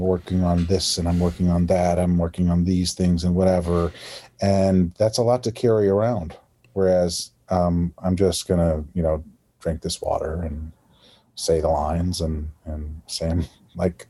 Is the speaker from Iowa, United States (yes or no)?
yes; Iowa, United States; accent: Midwestern; moved away as an adult; now in New York City, United States; my own accent, my Midwestern accent, the hard A's